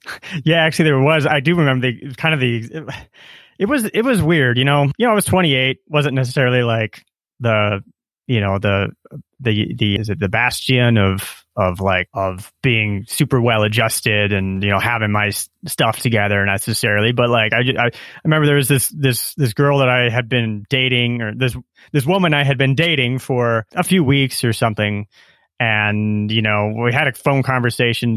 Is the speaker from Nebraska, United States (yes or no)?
yes; Nebraska, United States; moved away as an adult; also born or lived in Silicon Valley; now in Colombia; growing up in Nebraska, pre-internet